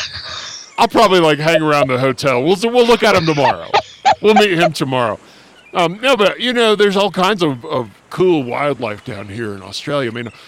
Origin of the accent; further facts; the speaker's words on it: California, United States; growing up in Southern California, you know, I mean, you always see all sorts of dangerous marine life.